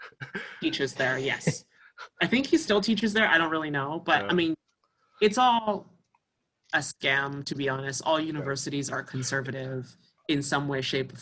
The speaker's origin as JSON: {"language": "English", "town": "Albany", "region": "New York", "country": "United States", "tie": "born or raised there", "also_born_or_lived": "China / South Korea", "moved": "yes", "lives_now": "Toronto, Canada", "said": "I grew up in Albany."}